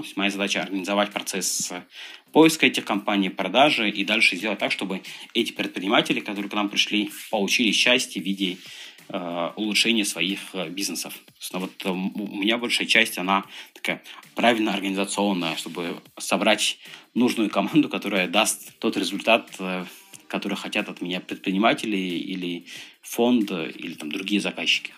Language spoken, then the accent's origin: Russian; Dagestan, Russia; moved away; Я родом из Дагестана